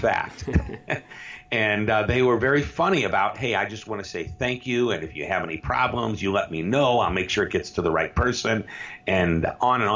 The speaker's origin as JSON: {"language": "English", "town": "St. Louis", "region": "Missouri", "country": "United States", "said": "I'm from St. Louis, Missouri"}